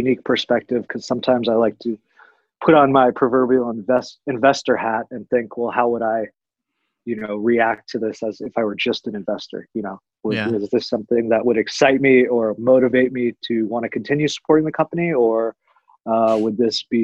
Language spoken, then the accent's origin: English; Washington, District of Columbia, United States; moved away as an adult; also born or lived in Tucson, Arizona / Denver, Colorado; I was born and raised in Washington, D.C. After graduating high school, I moved out to Tucson, Arizona